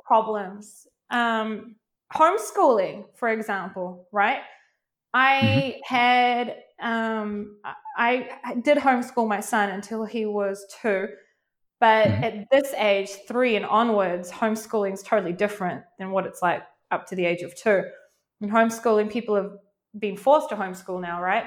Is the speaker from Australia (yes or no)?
no; New Zealand; now in Israel; I'm originally from New Zealand, um, but mm. I live now in Israel.